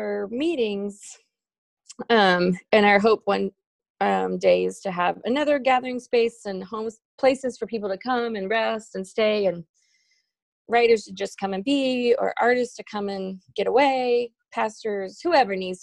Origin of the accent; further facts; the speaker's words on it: Round Top, Texas, United States; also born or lived in Houston, Texas; we lived in Houston